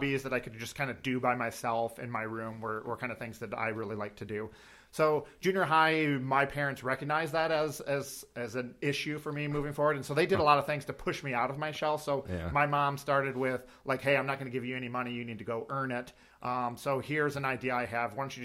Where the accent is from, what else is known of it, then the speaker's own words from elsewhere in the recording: Jackson, Michigan, United States; also born or lived in Owosso, Michigan; now in Fowlerville, United States; I grew up in Jackson, Michigan, in the suburbs of Jackson